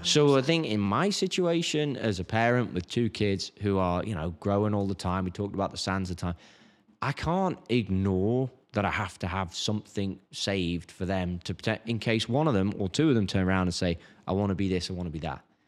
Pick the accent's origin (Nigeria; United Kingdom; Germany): United Kingdom; England; now in United States; I'm English